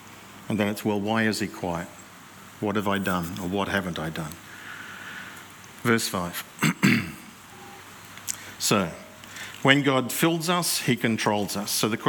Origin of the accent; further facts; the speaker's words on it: New South Wales, Australia; Yes. I'm from New South Wales.